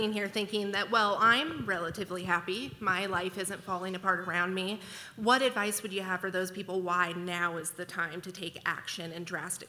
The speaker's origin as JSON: {"language": "English", "town": "Spokane", "region": "Washington", "country": "United States", "said": "I'm actually from Spokane, Washington. My husband and I drove up here this weekend."}